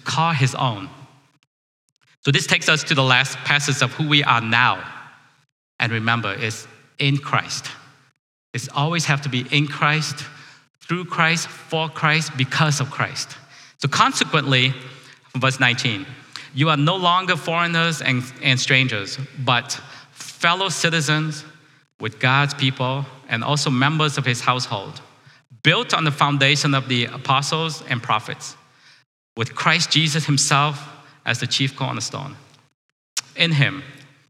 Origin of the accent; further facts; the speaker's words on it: Vietnam; now in United States; I'm a refugee from Vietnam.